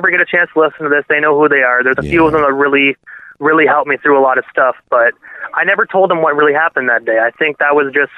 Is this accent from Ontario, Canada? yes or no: yes; Brockville, Ontario, Canada; moved away as an adult; now in Prescott, Canada; it's my hometown, right? So it's where I was born